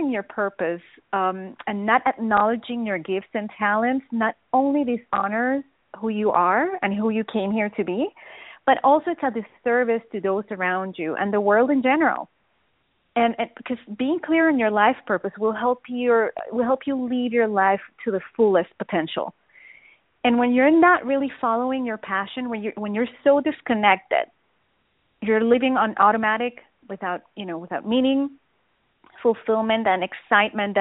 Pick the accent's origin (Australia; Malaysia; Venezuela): Venezuela; moved away as an adult; I was living in Venezuela back then, in South America, and in order for me to do that, I needed to move to the capital of Venezuela, and my parents didn't really want me to go there